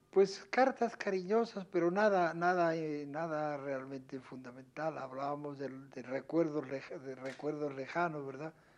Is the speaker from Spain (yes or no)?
yes; Spain; moved away as an adult; also born or lived in France; now in Mexico; yo salí, yo salí de, de España con las últimas fuerzas republicanas